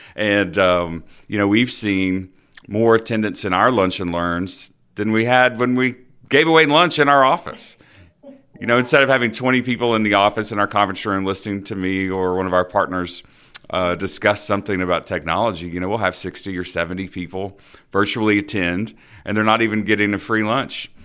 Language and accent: English; Dothan, Alabama, United States; I grew up in Dothan, Alabama, not too far from here